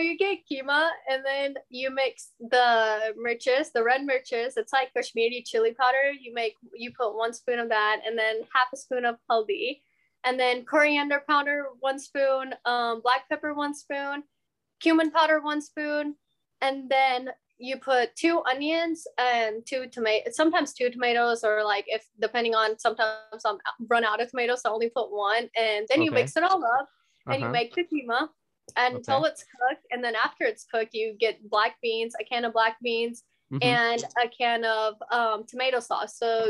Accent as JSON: {"language": "English", "town": "Beaumont", "region": "Texas", "country": "United States", "tie": "born or raised there", "lives_now": "Houston, United States", "said": "I'm originally from Beaumont, but we recently moved to Houston too. So I'm like back and forth."}